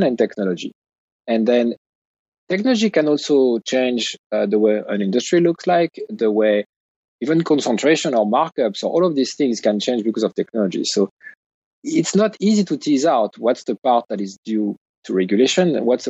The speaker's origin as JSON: {"language": "English", "country": "United States", "said": "as an American"}